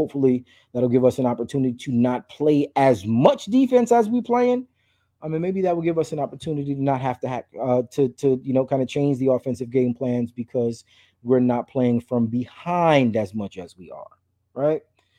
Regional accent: New York, United States; I'm a New Yorker.

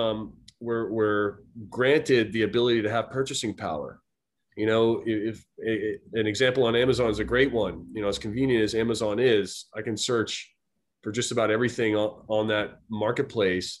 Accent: Boston, Massachusetts, United States; moved away as an adult; also born or lived in Silicon Valley, California; I was a student at grad school back in my hometown of Boston.

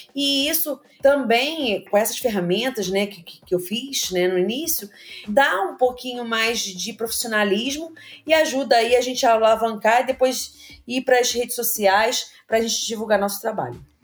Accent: Rio de Janeiro, Brazil; also born or lived in Engenho de Dentro, Rio de Janeiro; Eu também morei no Meia. Eu estudei no Educo CPS, no Baiense

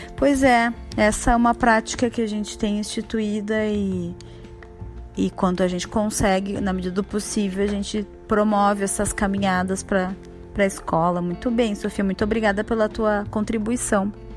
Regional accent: Porto Alegre, Rio Grande do Sul, Brazil; moved away as an adult; now in Bento Gonçalves, Brazil; sou de Porto Alegre. Atualmente resido em Bento Gonçalves

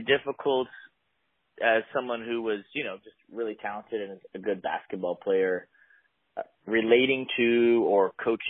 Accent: Eugene, Oregon, United States; I grew up in Eugene also.

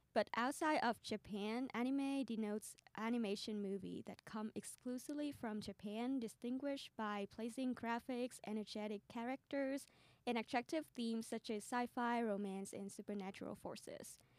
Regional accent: Vietnam; moved away; I grew up in Vietnam

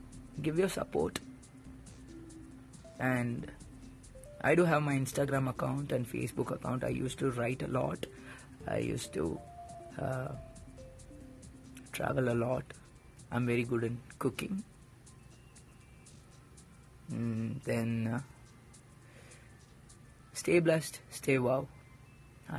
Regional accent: India; I'm from India

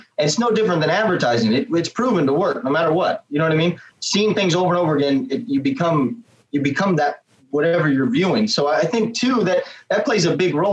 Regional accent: California, United States; I'm from California

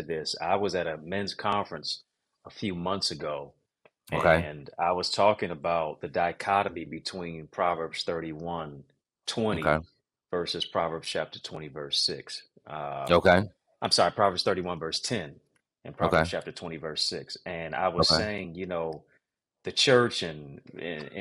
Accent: Detroit, Michigan, United States; also born or lived in Kingston, Jamaica; my hometown is Motown, city of Detroit

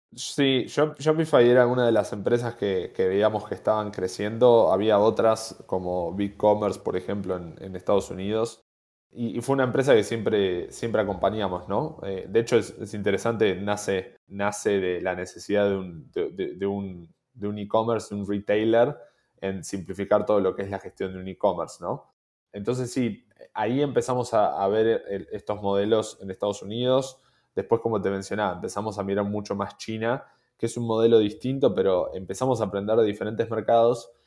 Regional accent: Argentina; siendo argentinos

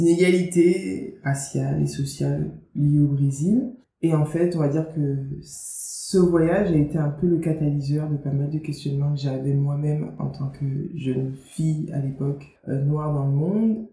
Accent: Guadeloupe; accent: Guadeloupean; moved away as an adult; also born or lived in Marseille / La Rochelle / Bordeaux; quand j'ai eu 3 ans, mes parents ont déménagé, se sont installés en Guadeloupe. Du coup, j'ai grandi en Guadeloupe jusqu'à mes 18 ans.

